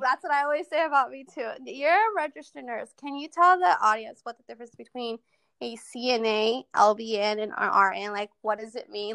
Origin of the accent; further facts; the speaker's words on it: Modesto, California, United States; I'm from Modesto, California